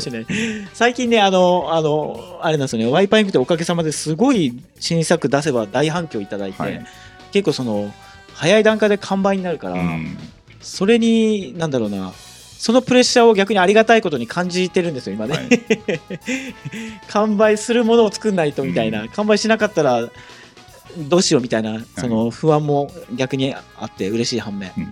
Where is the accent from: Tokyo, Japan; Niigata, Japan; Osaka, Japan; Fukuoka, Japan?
Fukuoka, Japan; 私も生まれも育ちも福岡でずっと福岡なんですけど